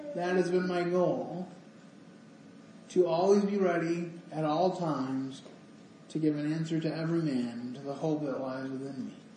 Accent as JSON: {"language": "English", "town": "Grand Rapids", "region": "Michigan", "country": "United States", "said": "I'm I'm from Grand Rapids."}